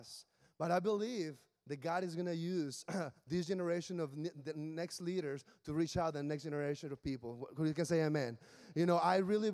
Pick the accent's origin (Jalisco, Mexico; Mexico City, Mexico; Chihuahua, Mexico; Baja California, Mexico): Baja California, Mexico; Mexicali; English is a second language; moved away as an adult; also born or lived in Williamsburg, Virginia; now in Washington, D.C., United States; I'm from Mexicali, which is in the border with California